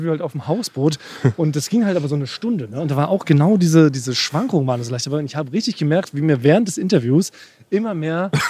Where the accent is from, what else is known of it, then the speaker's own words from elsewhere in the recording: Schleswig-Holstein, Germany; reden ja. genau so wie da, wo ich herkomme.